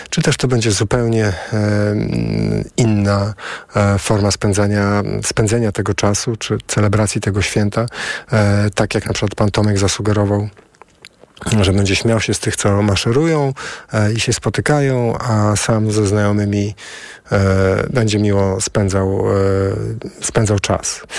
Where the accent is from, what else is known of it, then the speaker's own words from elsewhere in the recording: Warsaw, Masovian Voivodeship, Poland; Może, bo jestem z Warszawy, z pokolenia na pokolenie, z rodziną, która walczyła w Powstaniu Warszawskim i pamiętam, jak wygląda radość, gdy nadchodzi święto.